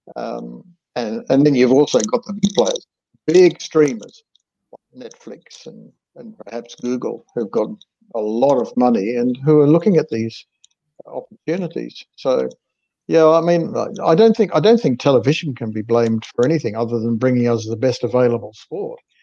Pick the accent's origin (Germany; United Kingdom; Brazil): United Kingdom; Yorkshire and the Humber; I was born in Yorkshire